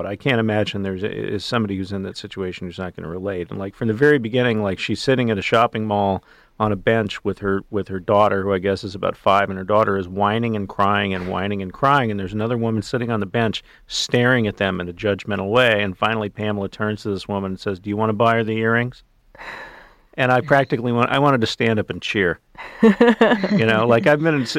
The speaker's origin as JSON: {"language": "English", "region": "Texas", "country": "United States", "tie": "born or raised there", "said": "I've never spent much time in Georgia, but I grew up in Texas"}